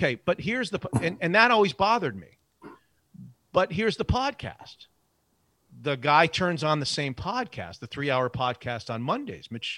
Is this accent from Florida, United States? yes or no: yes; South Florida, United States; moved away as an adult; also born or lived in upstate New York; now in Seattle, United States; I grew up in South Florida without a hockey team